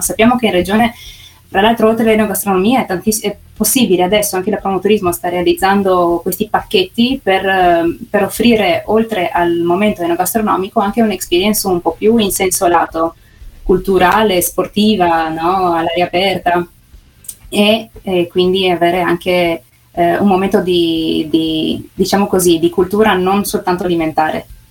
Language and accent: Italian; Sistiana, Friuli-Venezia Giulia, Italy; sono nata qui, sono nata a Sistiana